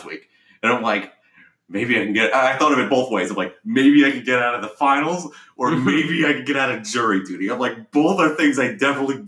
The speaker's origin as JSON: {"language": "English", "country": "United States", "said": "As an American"}